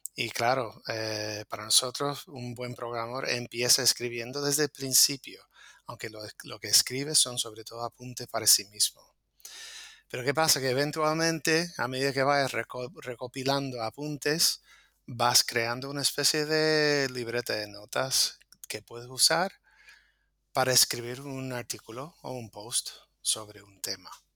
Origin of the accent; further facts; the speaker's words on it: United States; now in Las Palmas de Gran Canaria, Spain; soy programador de Estados Unidos